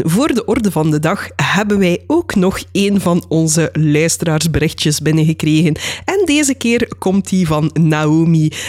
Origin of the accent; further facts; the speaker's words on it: Dilsen-Stokkem, Limburg, Belgium; moved away as an adult; now in Netherlands; Ondertussen woon ik al, gok ik, zo'n vier jaar in Nederland, maar ik ben opgegroeid in Hartje Limburg, weliswaar in Dilsemstokken.